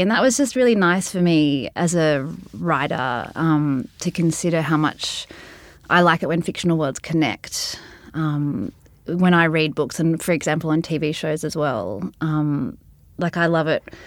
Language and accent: English; Sydney, New South Wales, Australia; when I was growing up in Balmain